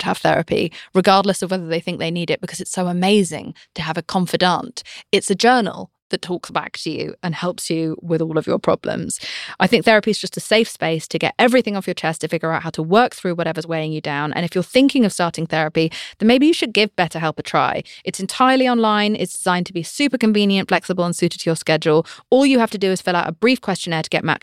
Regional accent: United Kingdom; I'm British

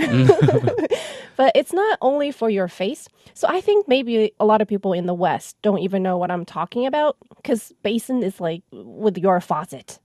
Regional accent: Wuhan, Hubei, China; moved away; I grew up in Wuhan, so it's by the Yangtze River

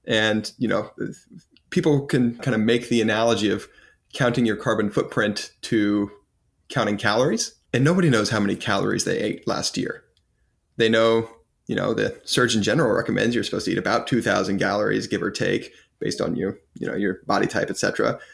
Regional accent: United States; as an American

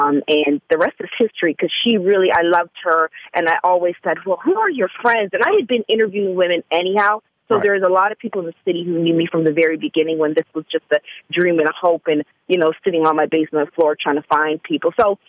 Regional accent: Canada; now in Atlanta, United States; let me say full disclosure, I am from Canada, and I had only been in Atlanta for about, I'd say almost a full year, fully.

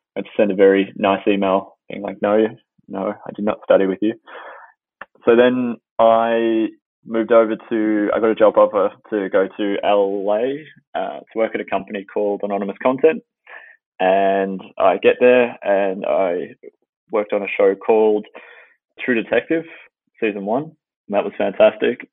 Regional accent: Melbourne, Victoria, Australia; moved away as an adult; now in Los Angeles, United States; I started in Melbourne, Australia, and I did all my schooling there

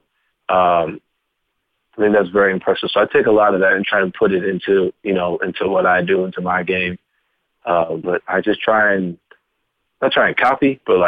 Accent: Louisville, Kentucky, United States; because I came from Louisville, where everything was like running with a chicken head with your head cut off.

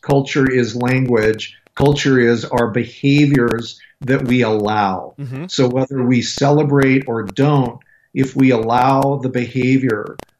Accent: Colorado, United States; I'm from Colorado, dude.

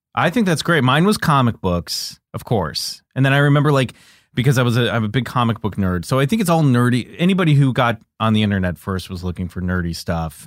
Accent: Olathe, Kansas, United States; I grew up in Kansas City. I I, Kansas.

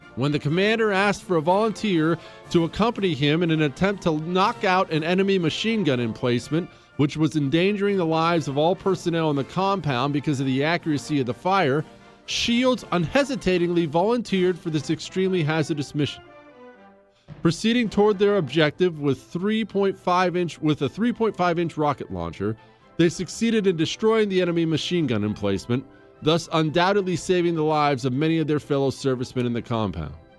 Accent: Montana, United States; also born or lived in Ohio; we moved to Montana when I was 10 years old

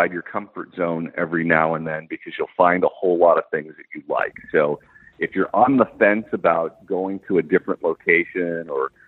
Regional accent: California, United States; as a Californian

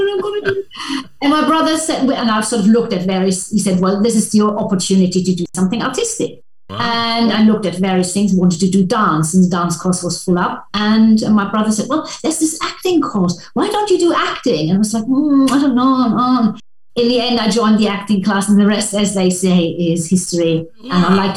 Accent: Germany; I grew up in Europe, in Germany, so we do A-levels

